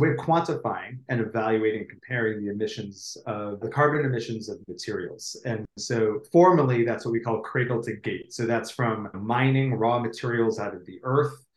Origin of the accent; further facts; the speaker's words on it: United States; I'm an American